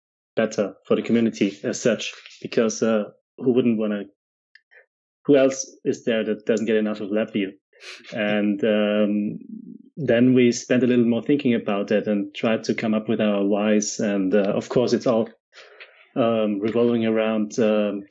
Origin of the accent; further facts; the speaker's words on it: Austria; now in Germany; I'm an Austrian living in Germany